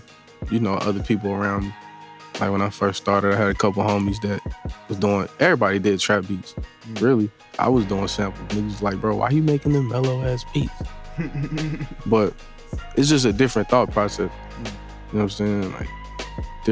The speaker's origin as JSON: {"language": "English", "town": "Atlanta", "region": "Georgia", "country": "United States", "said": "I'm from Atlanta."}